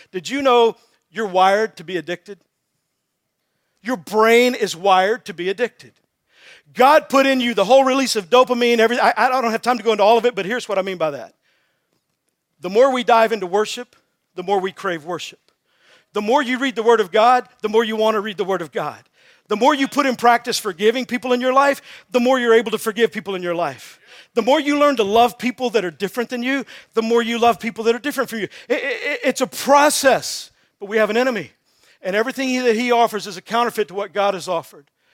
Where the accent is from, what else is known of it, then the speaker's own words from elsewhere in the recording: Texas, United States; I'm from Texas.